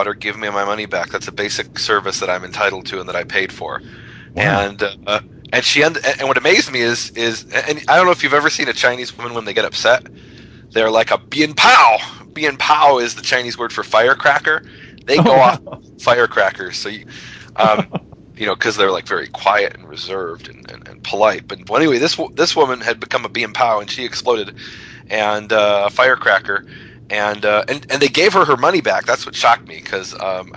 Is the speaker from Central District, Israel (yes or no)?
no; Jerusalem, Jerusalem District, Israel; now in Texas, United States; I've just gotten back to Texas, and now I'm about to head to Israel, to my hometown of Jerusalem